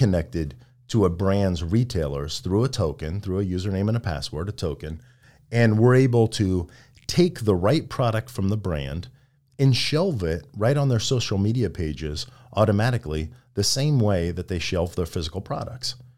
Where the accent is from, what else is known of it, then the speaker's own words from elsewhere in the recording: Midwest, United States; a young kid growing up in the Midwest